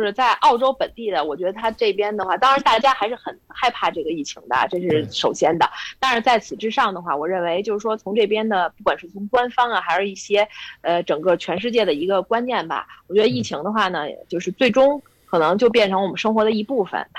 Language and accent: Chinese; Beijing, China; 从资产上来讲的话，对于咱们北京人来讲的话，一想可能就是不到一套房，是吧？